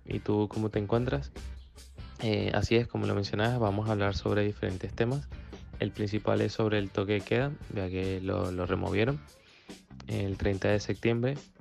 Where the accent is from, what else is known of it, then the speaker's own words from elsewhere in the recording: Calera de Tango, Santiago Metropolitan Region, Chile; yo soy de Calera Tango